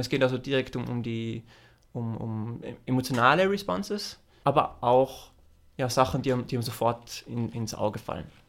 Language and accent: German; Austria; moved away as an adult; also born or lived in Los Angeles, United States; als Österreicher